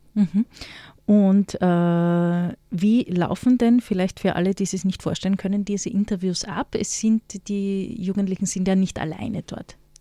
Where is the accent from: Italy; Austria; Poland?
Austria; als Österreicherin